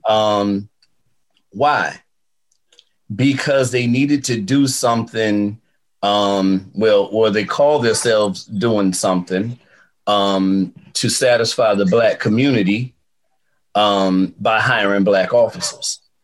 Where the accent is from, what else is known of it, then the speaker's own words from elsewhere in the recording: Fayetteville, North Carolina, United States; also born or lived in Fort Bragg; Growing up in Fayetteville, the military was just every day.